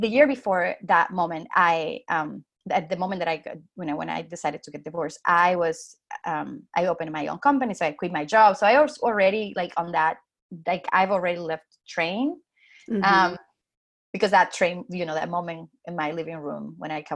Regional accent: Dominican Republic; English is a second language; moved away as an adult; now in New York, United States; I come from the Dominican Republic

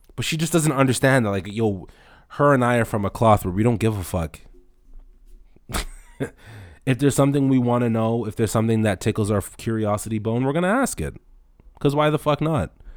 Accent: Toronto, Ontario, Canada; I grew up in Rexdale

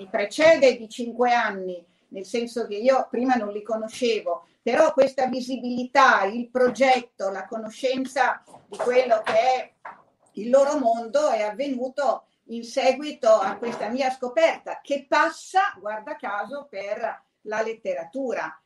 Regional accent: Emilia-Romagna, Italy; sono Emiliano eh, Romagnoli

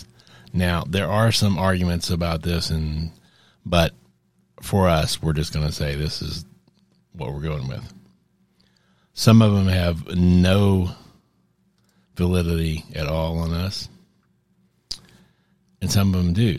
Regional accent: United States; I'm an American

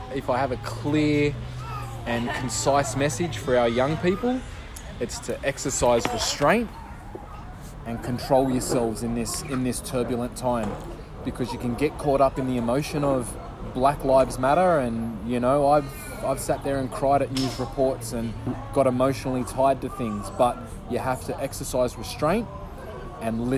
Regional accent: Australia; as an Australian, as a First Nations man

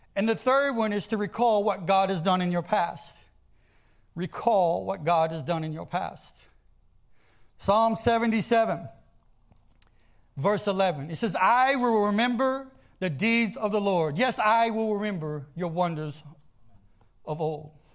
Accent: the South, United States; I grew up in the South. I grew up in ag-, agriculture farms

